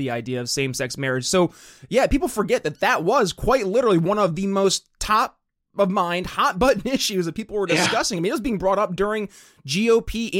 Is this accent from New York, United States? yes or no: yes; New York, United States; I'm from New York State